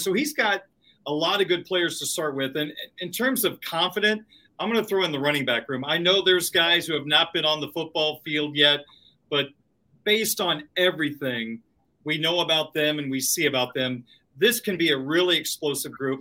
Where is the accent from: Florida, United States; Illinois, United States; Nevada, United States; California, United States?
Illinois, United States; I grew up in Illinois